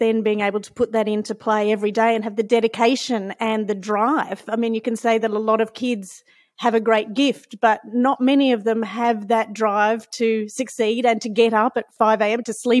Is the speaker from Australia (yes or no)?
yes; Queensland, Australia; And being a Queenslander, you certainly have played a huge part in my life from the very beginning.